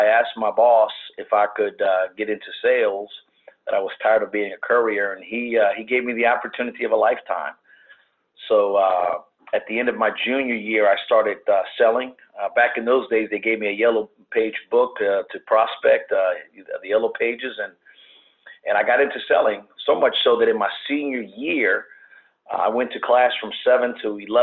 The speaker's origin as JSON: {"language": "English", "town": "New Orleans", "region": "Louisiana", "country": "United States", "tie": "born or raised there", "said": "born and raised in New Orleans"}